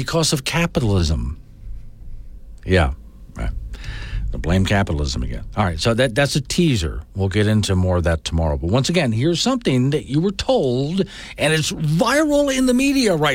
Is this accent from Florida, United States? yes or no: yes; Florida, United States; also born or lived in Tampa; now in Wyoming, United States; I was raised in Florida